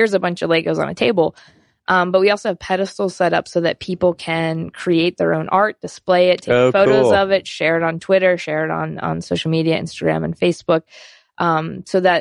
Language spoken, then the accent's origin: English; Pittsburgh, Pennsylvania, United States; moved away; I'm from Pittsburgh, Pennsylvania